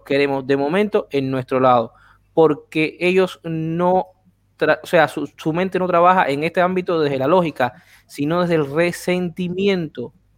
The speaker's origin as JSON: {"language": "Spanish", "country": "Cuba", "said": "Unirnos como cubanos"}